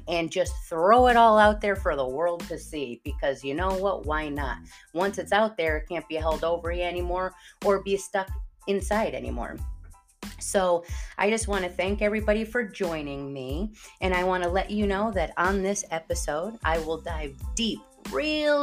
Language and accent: English; East Haven, Connecticut, United States; I was originally born and raised in Connecticut, and not the Connecticut a lot of people know about, like Greenwich area. Rather, drop down to the bottom of Connecticut, where East Haven is, and we call it Staven. I grew up talking like this